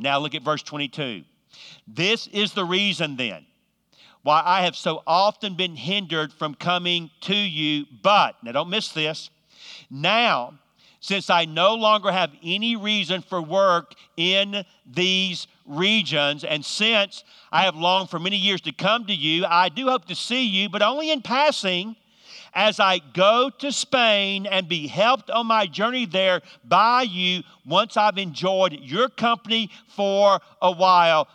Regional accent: Georgia, United States; now in North Carolina, United States; I'm from the South. I'm from actually from Georgia, but live in North Carolina.

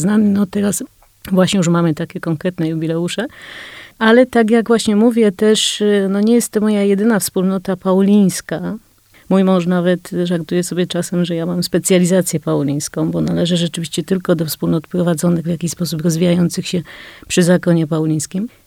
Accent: Kraków, Lesser Poland, Poland; urodziłam się w Krakowie

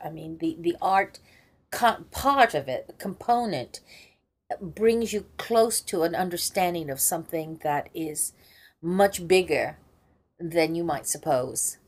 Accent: Wales, United Kingdom; I'm, I'm Welsh, but I, it's difficult to pronounce. all right. No, I don't speak it.

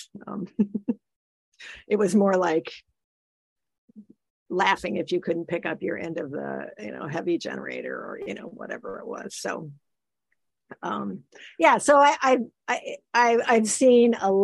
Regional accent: Iowa, United States; moved away; also born or lived in Illinois; I grew up in Iowa, you know, and it was, you know, you grew up in a farm

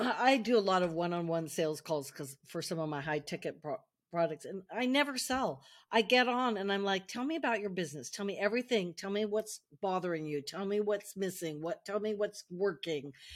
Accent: United States; moved away as an adult; now in France; I'm American, I live in, I've lived in France now most of my adult life

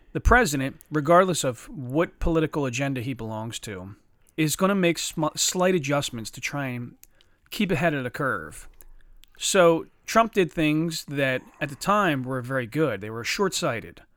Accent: Chester, Pennsylvania, United States; I grew up with guys in Chester that fought fucking dogs every day

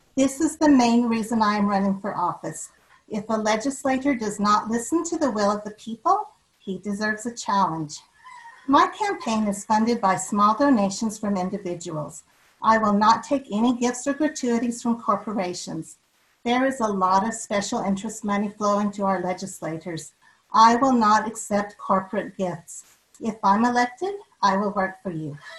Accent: River Heights, Utah, United States; also born or lived in Logan, Utah; I was born in Logan and raised in River Heights.

